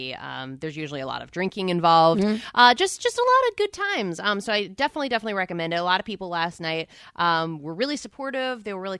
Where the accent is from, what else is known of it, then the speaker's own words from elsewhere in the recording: New Jersey, United States; I'm from New Jersey